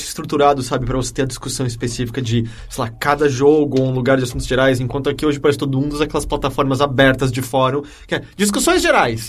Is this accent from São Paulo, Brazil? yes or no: yes; São Paulo, Brazil; nem a gente sendo paulista, acha que paulista não tem sotaque